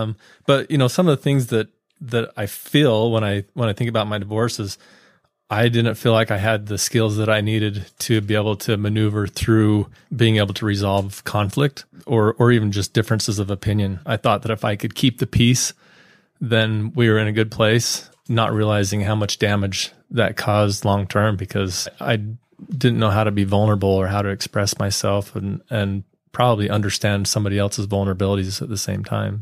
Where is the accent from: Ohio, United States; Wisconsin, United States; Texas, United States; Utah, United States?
Utah, United States; I grew up here in Utah County, born and raised, lived here my whole life